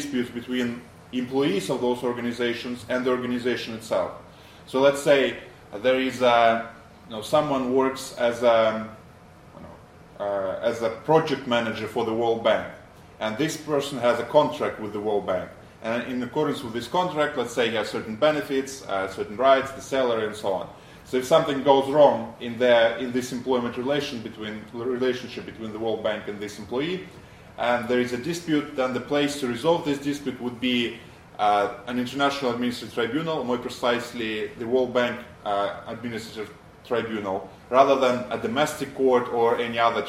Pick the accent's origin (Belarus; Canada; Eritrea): Belarus; moved away as an adult; also born or lived in United States; now in London, United Kingdom; I come from Belarus originally